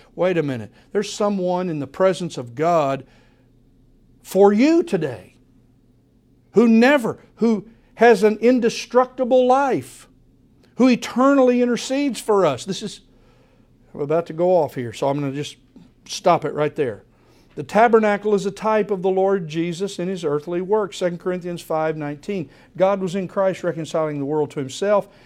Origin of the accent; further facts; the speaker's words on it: United States; American believers